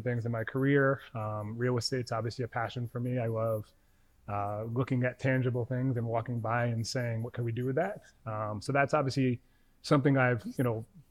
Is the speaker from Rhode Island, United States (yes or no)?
yes; Rhode Island, United States; now in New York, United States; I'm originally from Rhode Island